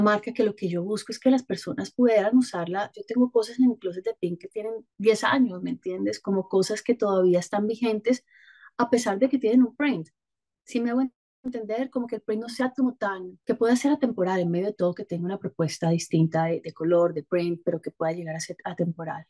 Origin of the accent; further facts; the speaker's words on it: Bogotá, Bogotá Capital District, Colombia; moved away as an adult; now in Cali, Colombia; Yo soy caleña, pero me fui cuando tenía un año a vivir por fuera. Después llegué a Bogotá cuando tenía ocho años y bueno, regresé nuevamente a Cali cuando tenía veintinueve